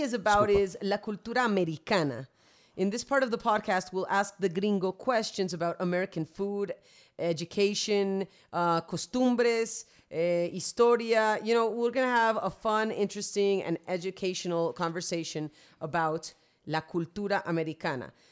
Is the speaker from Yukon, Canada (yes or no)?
no; Vancouver, British Columbia, Canada; born or raised there; accent: paisa; also born or lived in New York, United States; now in Medellín, Colombia